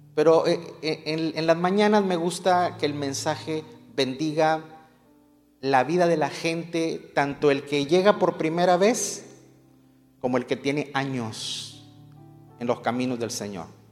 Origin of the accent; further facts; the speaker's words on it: Mexico; now in United States; Los que nacimos en México o los que procedemos de México